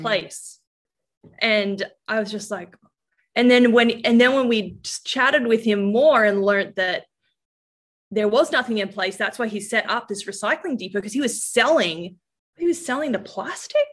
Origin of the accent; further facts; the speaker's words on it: Norfolk Island; when you are raised in a really remote setting, and that's I, I was born there